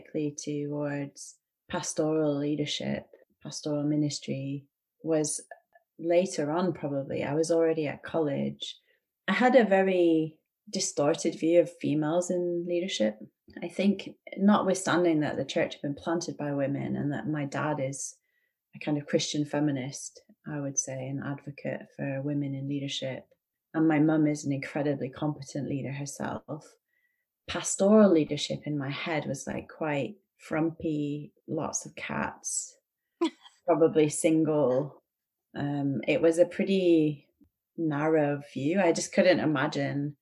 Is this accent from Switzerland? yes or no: no; Wainwright, Alberta, Canada; I was born in Wainwright in Alberta